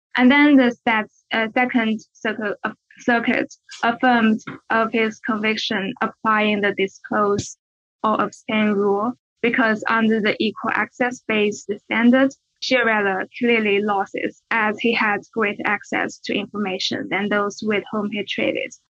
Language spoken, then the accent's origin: English; China; moved away as an adult; also born or lived in Beijing; I'm from China.